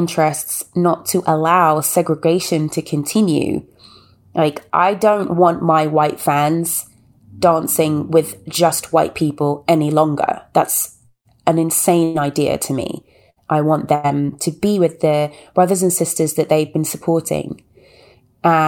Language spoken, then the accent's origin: English; United Kingdom; moved away as an adult; now in United States; as a black woman that grew up in a white town, as a British woman living in America